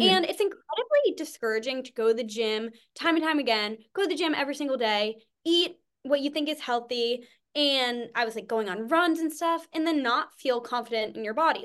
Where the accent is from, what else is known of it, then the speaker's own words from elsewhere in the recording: New England, United States; from New England